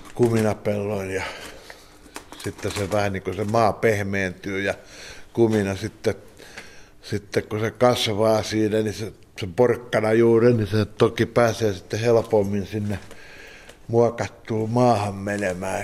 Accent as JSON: {"language": "Finnish", "town": "Askola", "region": "Uusimaa", "country": "Finland", "tie": "born or raised there", "said": "mä olen ihan paljasjalkainen Isä on tuosta naapurista kotoisin ja mun äitini on Juornaan kylästä"}